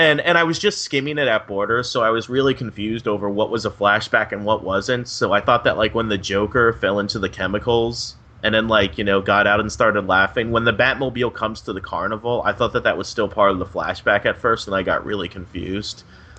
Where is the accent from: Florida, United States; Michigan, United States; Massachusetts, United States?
Florida, United States; also born or lived in New York; Okay, well, I am originally from New York. That's where I was born, but I moved to Florida when I was 2.